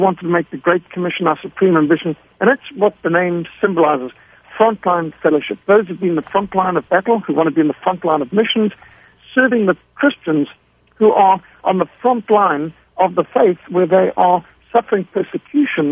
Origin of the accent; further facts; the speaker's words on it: Zimbabwe; I was brought up in Rhodesia, what today is Zimbabwe. So we were at war from the time I was 5 years old. And so I grew up in a war environment.